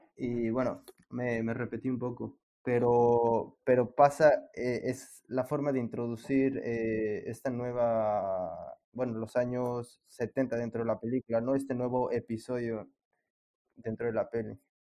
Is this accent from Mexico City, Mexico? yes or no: yes; Mexico City, Mexico; los tres somos de la Ciudad de México